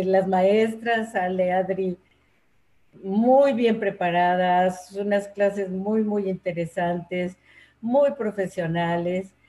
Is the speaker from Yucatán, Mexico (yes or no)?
no; Mexico City, Mexico; also born or lived in Puebla; nací en Puebla, pero eh, me trajeron al Distrito Federal de un año